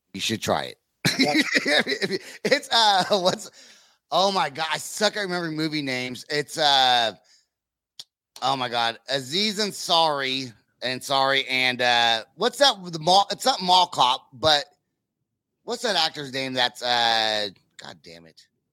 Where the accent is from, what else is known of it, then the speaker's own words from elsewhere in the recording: Northern California, United States; now in Oklahoma, United States; I'm from California. I live in Oklahoma, but I am from, but I'm from Northern California